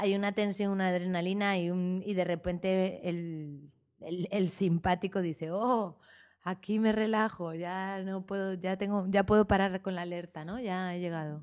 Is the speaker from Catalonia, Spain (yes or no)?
no; Madrid, Community of Madrid, Spain; also born or lived in Arizona; now in Barcelona, Spain; Soy madrileña